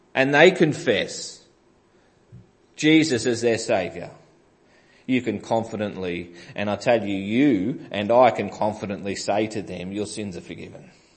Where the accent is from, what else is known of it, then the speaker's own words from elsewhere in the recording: Greensborough, Victoria, Australia; growing up in Greensborough